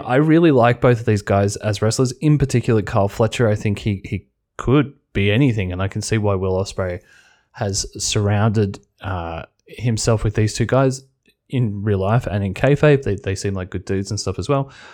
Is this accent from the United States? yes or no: no; Australia; being an Australian